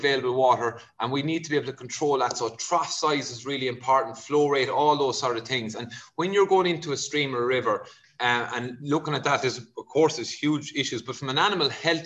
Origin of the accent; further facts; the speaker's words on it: Kerry, Munster, Ireland; now in Wicklow, Ireland; I'm from Kerry